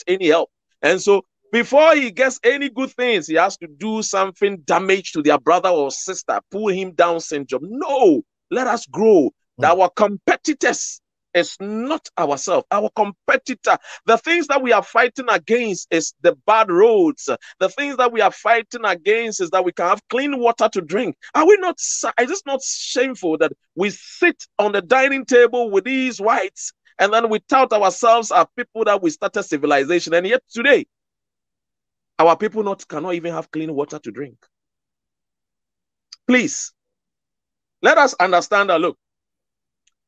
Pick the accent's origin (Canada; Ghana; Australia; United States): Ghana; as a Ghanaian